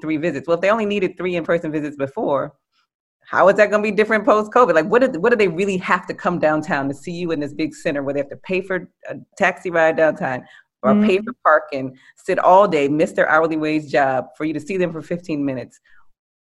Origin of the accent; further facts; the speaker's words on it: New Orleans, Louisiana, United States; I'm from New Orleans